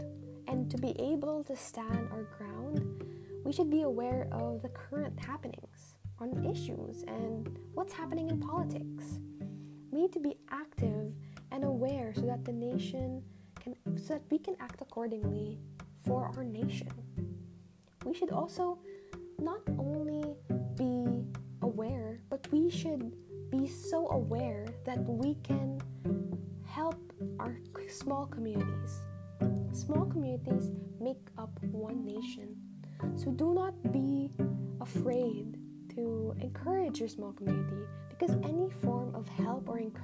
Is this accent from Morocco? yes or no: no; Philippines; us Filipinos represent our country